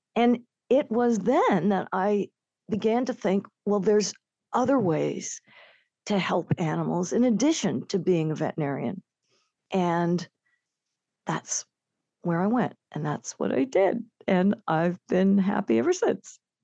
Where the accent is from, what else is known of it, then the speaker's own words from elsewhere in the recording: Germany; I was born in Germany